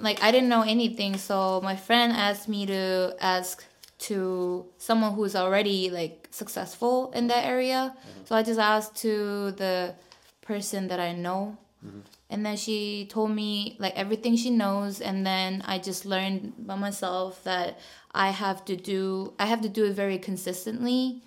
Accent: South Korea; now in Seoul, South Korea; I'm from like very countryside, so mm-hmm. like whenever I go back to my hometown

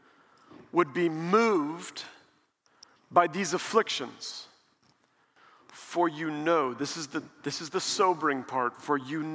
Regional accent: Springfield, Missouri, United States; now in Dallas, United States; I grew up in Springfield, Missouri, and now in Dallas

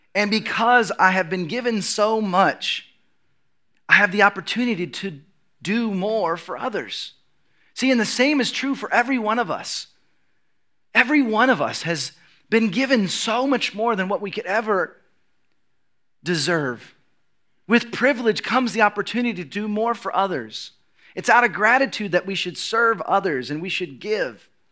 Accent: United States

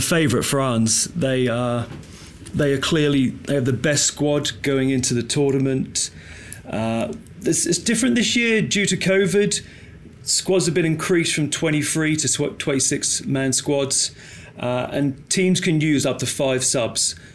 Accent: England, United Kingdom; being English

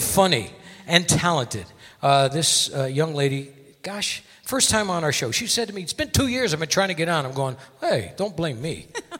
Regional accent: Connecticut, United States; now in Las Vegas, United States; I was born in Connecticut.

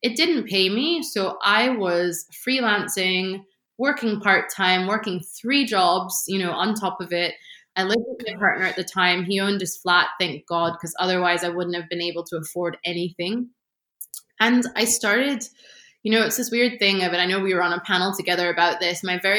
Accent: Washington, District of Columbia, United States; I mean, I have to say, growing up in Washington, D.C. Is a very weird thing.

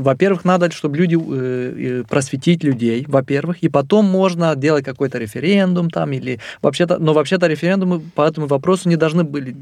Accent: Moldova; я из Молдовы

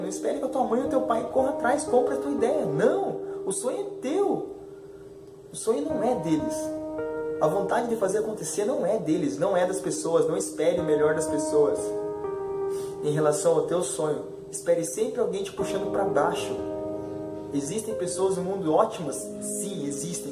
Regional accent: Curitiba, Paraná, Brazil; sou de Curitiba

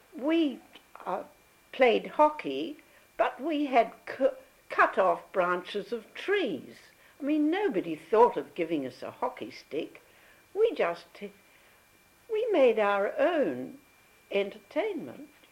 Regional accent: Perth, Western Australia, Australia; also born or lived in Melbourne; we spent about six months with Granny at uh, Richardson Avenue

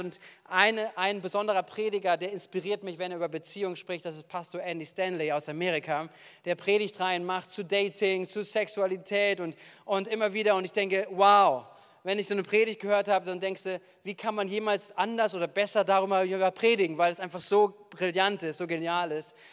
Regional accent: Wuppertal, North Rhine-Westphalia, Germany; now in Bad Kreuznach, Germany; ich komme aus Wuppertal

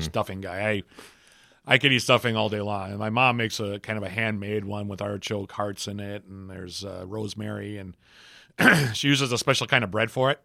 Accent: Minneapolis, Minnesota, United States; moved away; my hometown, which is Minneapolis

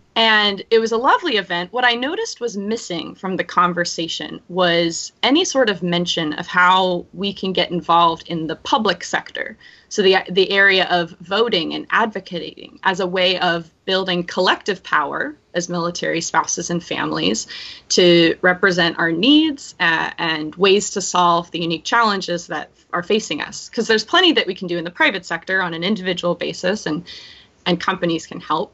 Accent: right outside San Francisco, California, United States; moved away as an adult; also born or lived in Washington State / Washington D.C. / Omaha, Nebraska; I grew up in California, uh, right outside San Francisco.

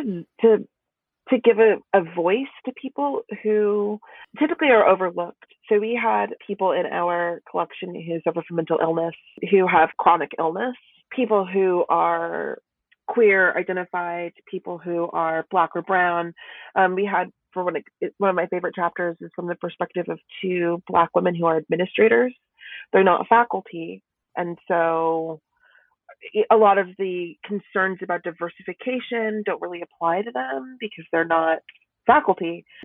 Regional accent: Kansas, United States; I was born in Kansas, so a very different place, not Southern at all, very plains. And I was raised in the Midwest

